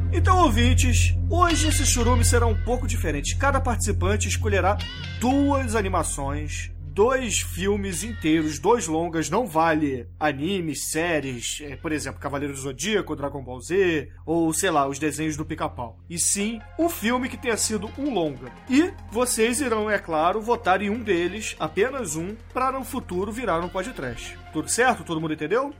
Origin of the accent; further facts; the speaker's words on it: Brazil; Principalmente na nossa infância aqui no Brasil